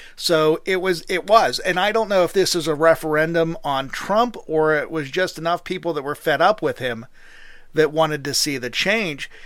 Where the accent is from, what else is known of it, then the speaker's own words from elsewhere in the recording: Pennsylvania, United States; my home state of Pennsylvania